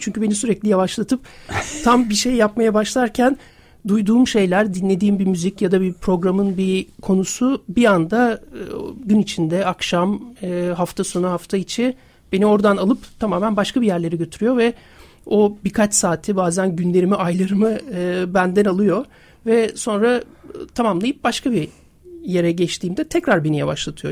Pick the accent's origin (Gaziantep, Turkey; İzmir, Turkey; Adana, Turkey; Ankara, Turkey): İzmir, Turkey; moved away as an adult; now in Istanbul, Turkey; ben İzmirliyim. 1999'da İstanbul'a geldim yaşamak için